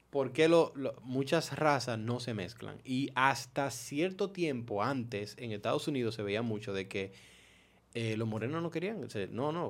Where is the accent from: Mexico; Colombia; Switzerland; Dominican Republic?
Dominican Republic; somos multiraciales nosotros dominicanas de por sí somos multiraciales de por sí